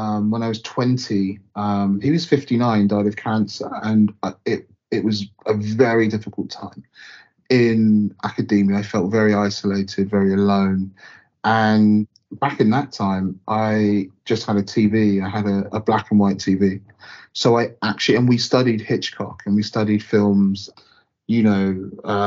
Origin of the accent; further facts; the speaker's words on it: North Baddesley, near Southampton, South East England, United Kingdom; also born or lived in Southampton / Micheldever Station, near Winchester; I was born in Southampton and grew up in a very small village, North Battersley, like only black family that I knew there